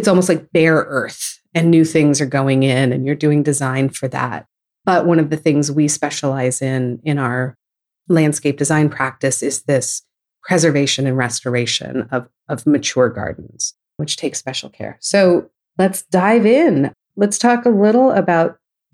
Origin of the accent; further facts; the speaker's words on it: California, United States; also born or lived in New York region; now in Houston, United States; I'm from California